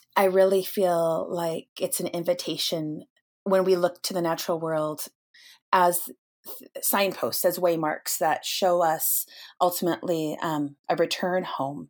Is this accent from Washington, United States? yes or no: yes; Snohomish, Washington, United States; I grew up in a little town um, in the North Cascades, or at least in the foothills of it, uh, Snohomish, Washington